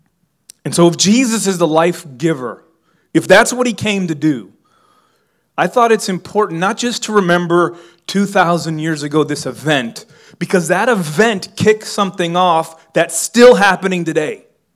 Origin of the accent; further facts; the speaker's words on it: Miami, Florida, United States; I'm from Miami. We didn't say y'all down in Miami. But I've lived in the South, and I've lived in small towns long enough that my language has changed.